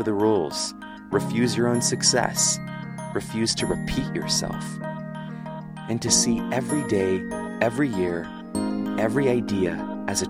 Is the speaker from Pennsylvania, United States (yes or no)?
yes; Pennsylvania, United States; moved away as an adult; also born or lived in Virginia; I grew up in Pennsylvania